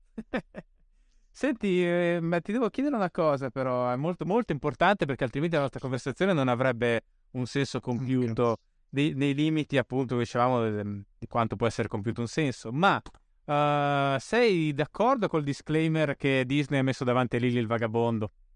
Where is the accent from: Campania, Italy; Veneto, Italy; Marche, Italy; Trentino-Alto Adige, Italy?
Trentino-Alto Adige, Italy; Bolzano; sono cresciuto in Alto Adige